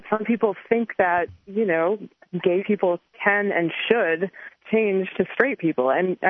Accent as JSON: {"language": "English", "region": "Northeast", "country": "United States", "tie": "born or raised there", "said": "I grew up in the Northeast, and I guess I was sort of relatively sheltered from this kind of bigotry as I was growing up."}